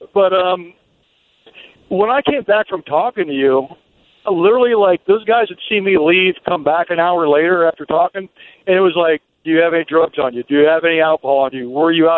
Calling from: Ohio, United States; I'm from Ohio.

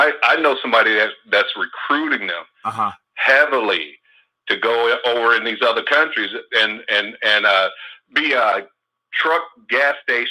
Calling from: Oakland, California, United States; from Oakland.

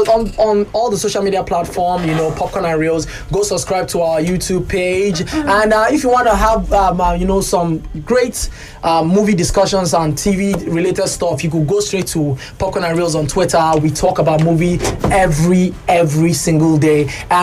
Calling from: Kubwa, Federal Capital Territory, Nigeria; Hi, good afternoon, guys. Cool FM. … from Kubwa.

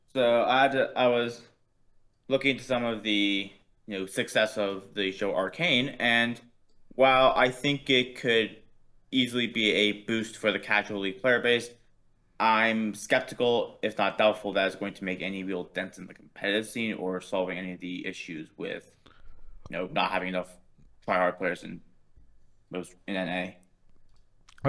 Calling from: Seattle, Washington, United States; calling from Seattle.

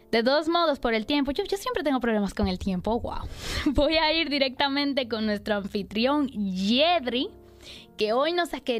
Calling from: Tampa, Florida, United States; te llamo de, la ciudad de Tampa.

